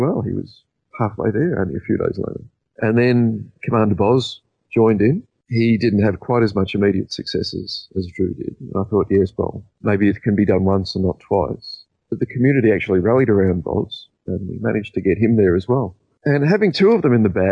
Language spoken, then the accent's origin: English; Australia; being an Australian